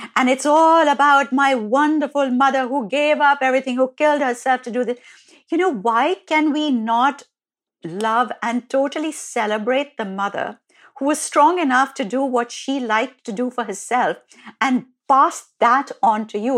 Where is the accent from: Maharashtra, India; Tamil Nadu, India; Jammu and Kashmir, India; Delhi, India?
Delhi, India; an Indian girl growing up in Delhi